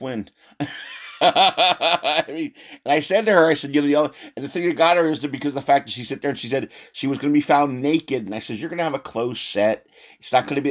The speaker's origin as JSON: {"language": "English", "area": "outside of Philadelphia, East Coast", "region": "Pennsylvania", "country": "United States", "tie": "born or raised there", "said": "I grew up on the East Coast outside of Philly"}